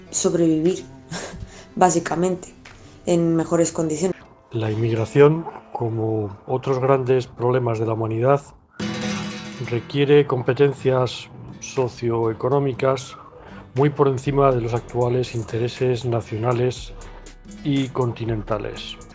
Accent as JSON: {"language": "Spanish", "country": "Spain", "moved": "yes", "lives_now": "London, United Kingdom", "said": "yo mismo soy un inmigrante, yo inmigré desde España a Londres"}